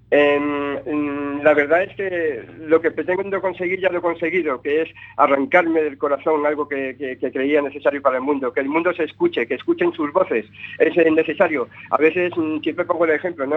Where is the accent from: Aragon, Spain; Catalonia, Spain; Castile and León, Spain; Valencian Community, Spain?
Valencian Community, Spain; Benicàssim; el lugar donde me crié, en Castellón, en Benicassin, ¿no? En un lugar donde eh, he crecido, donde he pasado mi, niñez y, mi adolescencia